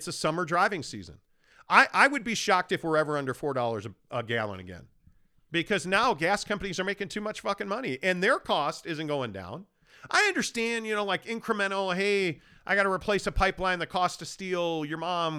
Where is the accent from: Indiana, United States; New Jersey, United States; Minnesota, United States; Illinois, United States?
Illinois, United States; Chicago; now in Utah, United States; I've lived everywhere, born and raised in Chicago, Los Angeles, Orange County, St. Louis, Sacramento.